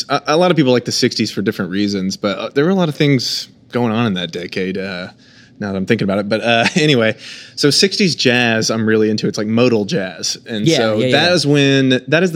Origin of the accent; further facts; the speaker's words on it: Edmond, Oklahoma, United States; I'm from Edmond